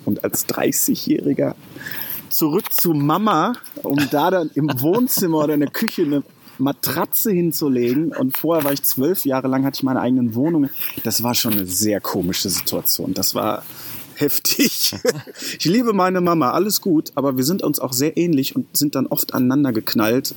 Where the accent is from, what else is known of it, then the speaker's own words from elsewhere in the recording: Lünen, North Rhine-Westphalia, Germany; komme aus dem Ruhrpott, ähm, Lünen bei Dortmund. Da bin ich aufgewachsen